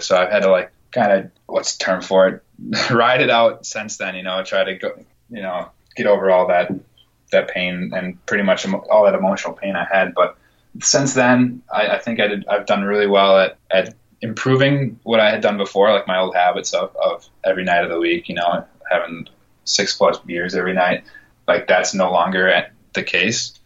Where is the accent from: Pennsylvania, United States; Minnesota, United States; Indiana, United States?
Minnesota, United States; moved away as an adult; also born or lived in Wisconsin; now in Boston, United States; I grew up in Minnesota